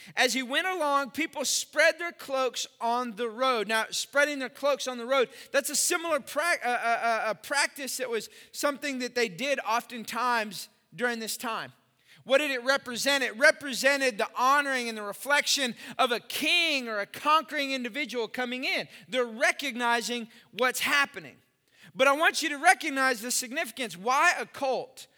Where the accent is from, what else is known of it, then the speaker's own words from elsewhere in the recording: Austin, Texas, United States; I grew up in Austin.